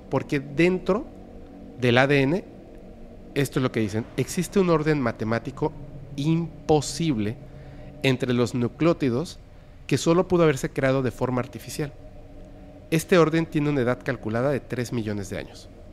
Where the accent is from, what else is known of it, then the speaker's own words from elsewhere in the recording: Mexico; somos mexicanos en Yucatán